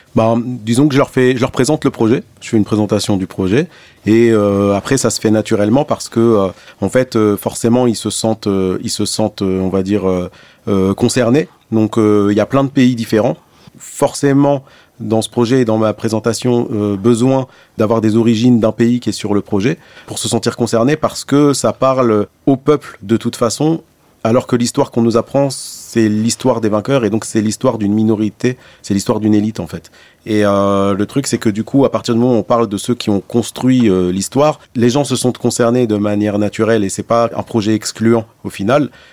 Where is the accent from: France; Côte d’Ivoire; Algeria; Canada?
Algeria; Blida, Blida Province; moved away; also born or lived in Bab El Oued, Algiers; c'est là où je suis né. Après, moi, j'ai grandi à Blida